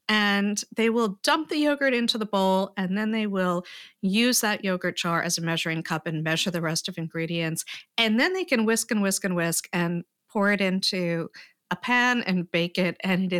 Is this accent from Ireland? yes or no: no; Paris, Île-de-France, France; also born or lived in United States; I had grown up for part of my life in Paris. And I am not a French citizen, I'm an American citizen, so I don't get to go back and forth when the border is closed.